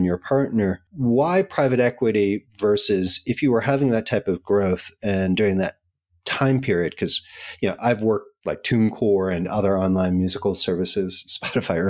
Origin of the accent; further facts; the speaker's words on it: New York City, New York, United States; I'm a New Yorker